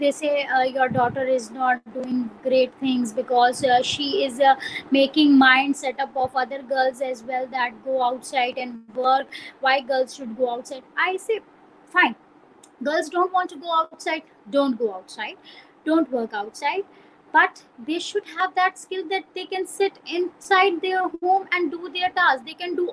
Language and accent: English; Pakistan; now in Peshawar, Pakistan; I came from another country like that. And, they used to ask me, "Are you Indian?" So I said, "No, I'm Pakistani